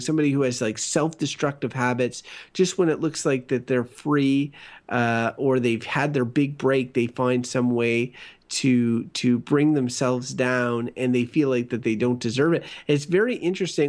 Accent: Canada; I'm a Canadian

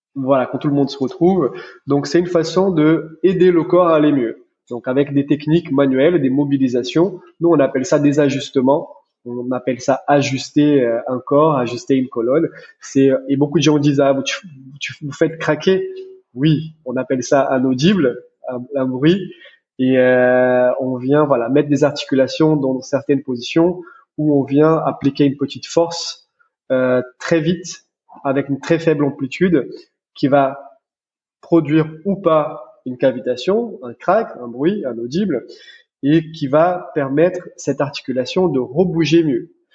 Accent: Brazil; French is a second language; moved away as an adult; also born or lived in United States; now in France; je suis brésilien d'origine. Je suis né au Brésil. J'ai grandi là-bas

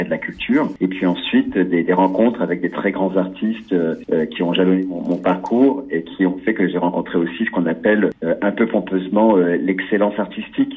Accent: Charente, between Cognac and Angoulême, Nouvelle-Aquitaine, France; moved away; j'ai grandi en Charente, entre Cognac et Angoulême

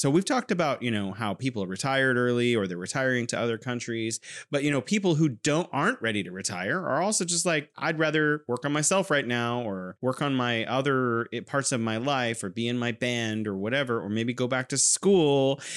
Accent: California, United States; now in Wuhan, China

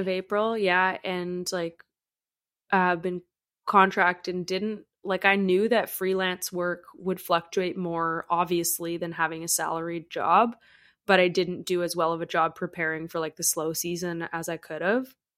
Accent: Canada; as a Canadian

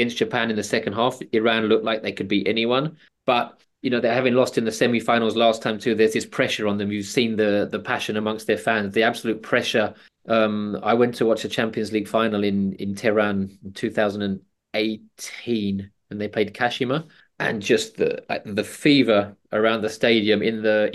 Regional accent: England, United Kingdom; as an Englishman

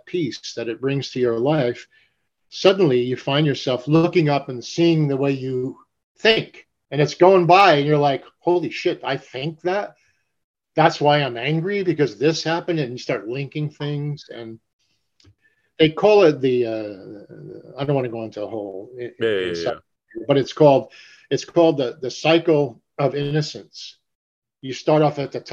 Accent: Paterson, New Jersey, United States; moved away; also born or lived in New York City; I'm from Paterson, New Jersey

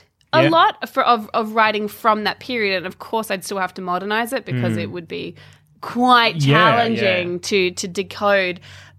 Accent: Australia; I got accused of not being Australian because I didn't fit the mold.

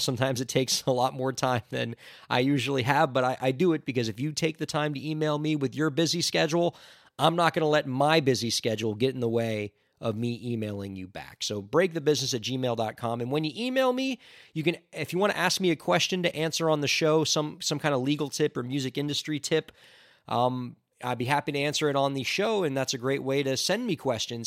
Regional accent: near Parkland, Florida, United States; near my hometown

